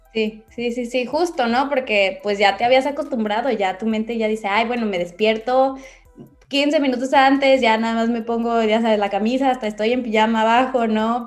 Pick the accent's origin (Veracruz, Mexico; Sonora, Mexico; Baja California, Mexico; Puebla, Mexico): Baja California, Mexico; Ensenada; de aquí de Ensenada, de donde soy